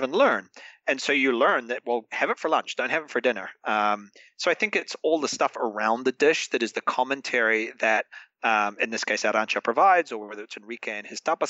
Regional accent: New Zealand; now in Madrid, Spain; as a New Zealander, as a Kiwi

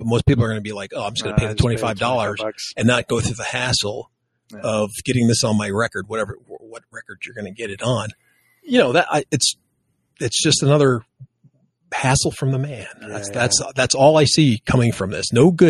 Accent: Texas, United States; from the hills of Texas.

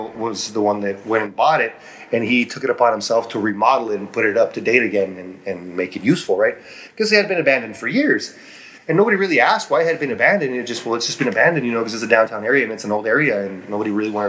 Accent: Chihuahua, Mexico; moved away as an adult; now in El Paso, United States; I grew up in Chihuahua, Mexico. That's where I met my wife, and now we live in El Paso, Texas.

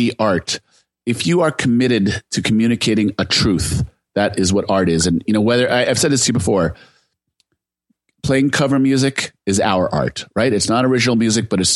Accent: Silicon Valley, California, United States; I'm from Silicon Valley

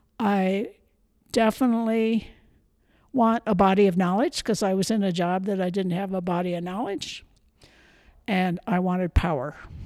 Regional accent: Toledo, Ohio, United States; moved away as an adult; also born or lived in Michigan / Philadelphia / Missouri; now in Montana, United States; I was born in Toledo, Ohio.

